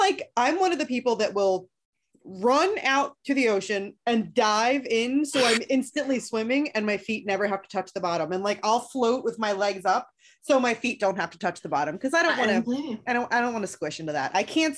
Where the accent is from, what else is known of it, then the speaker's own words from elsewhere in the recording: Chicago, Illinois, United States; hey yo, I'm from Chicago. I'm from Chicago. I have no Chicago accent.